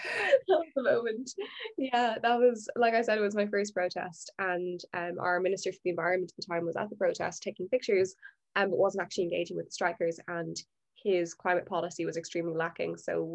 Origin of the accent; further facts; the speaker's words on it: Ireland; I'm 17, I'm from Ireland.